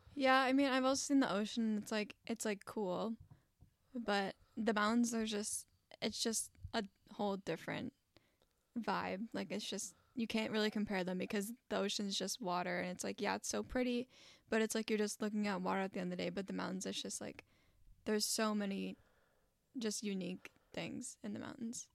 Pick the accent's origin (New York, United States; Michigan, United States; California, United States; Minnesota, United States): Minnesota, United States; Wyoming; also born or lived in Stacy, Minnesota; Wyoming, Minnesota, in a very tight neighborhood. Um, I lived there for I want to say 13 years